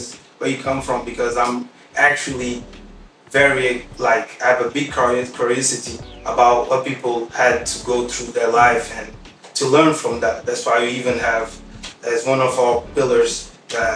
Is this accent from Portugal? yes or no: yes; Portugal; also born or lived in Guinea-Bissau; I was born in Guinea-Bissau. I moved here when I was like 1 year old. I studied here all my life. Portugal